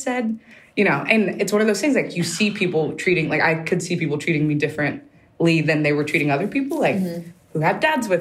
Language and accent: English; United States; I'm American